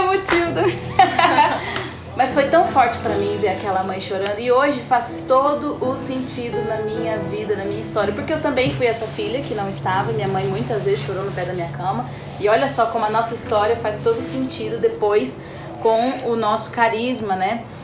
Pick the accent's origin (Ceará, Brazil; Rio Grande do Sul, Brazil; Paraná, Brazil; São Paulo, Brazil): São Paulo, Brazil; Sorocaba; eu sou de Sorocaba